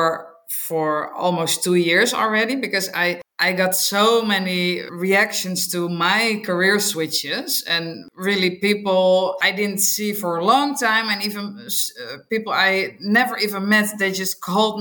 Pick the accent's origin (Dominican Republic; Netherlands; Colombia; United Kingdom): Netherlands; English is a second language; also born or lived in Rotterdam / Amsterdam / Chile; I am from the Netherlands. I live in Rotterdam